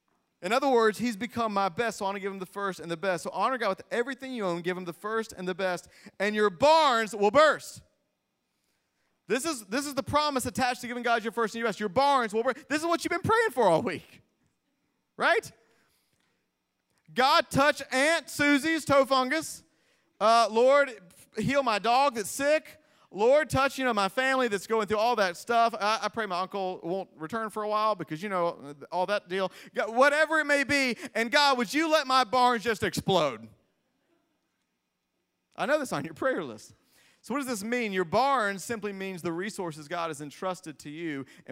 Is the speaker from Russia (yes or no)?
no; Greenville, South Carolina, United States; I was raised in Greenville, South Carolina.